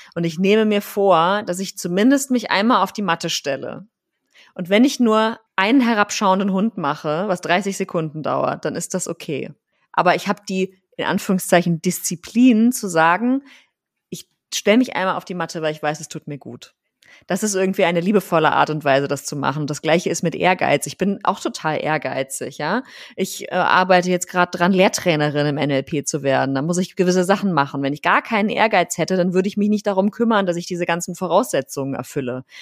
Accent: Rhineland, Germany; now in Berlin, Germany; Ich komme ja ursprünglich aus dem Rheinland

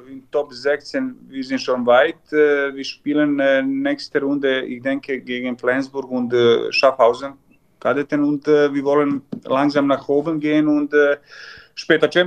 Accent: Vojvodina, Serbia; German is a second language; eineinhalb Jahre Vizepräsident von Handballclub Vojvodina von Novi Sad. Das ist so ungefähr 20 Kilometer von meiner Heimat

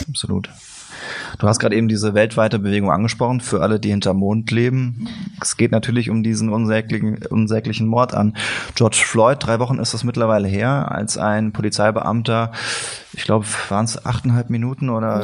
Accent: Siegen, North Rhine-Westphalia, Germany; Bei uns in Siegen

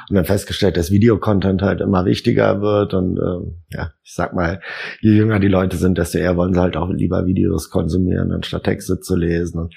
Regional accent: Berlin, Germany; also born or lived in England / Netherlands; Ich bin gebürtiger Berliner, unten im Süden aufgewachsen

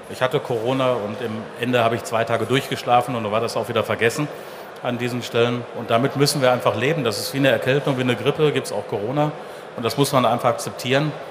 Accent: Dortmund, North Rhine-Westphalia, Germany; Wurzeln liegen hier in Dortmund. Ich bin also ein richtiger Dortmunder Junge, wie man so schön sagt. Ich bin hier in Dortmund geboren.

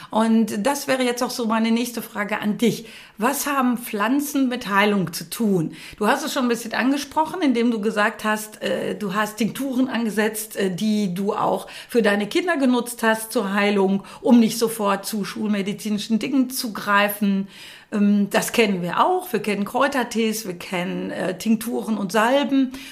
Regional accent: North Rhine-Westphalia, Germany; weil ich ja hier geboren bin im Sauerland. Ich bin ja waschechte Sauerländerin.

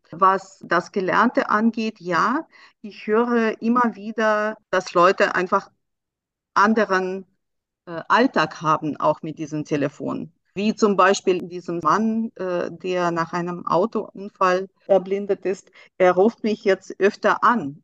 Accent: Russia; now in Germany; ich komme selber aus Russland

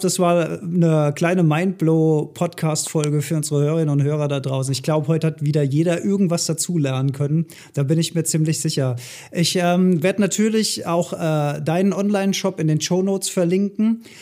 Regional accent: Rhineland, Germany; bei uns in Rheinland

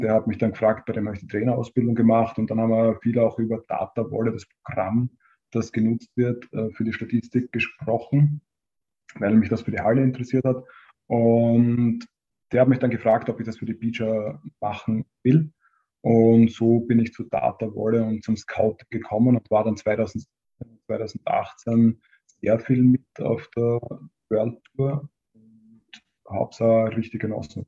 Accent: Hartberg, Styria, Austria; also born or lived in Graz; Ich bin aus Hartberg

